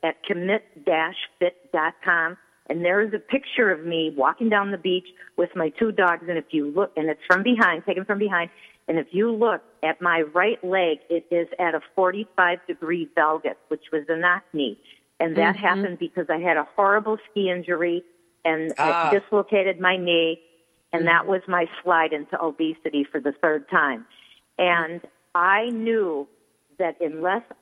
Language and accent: English; Coral Gables, Florida, United States; I was born in Coral Gables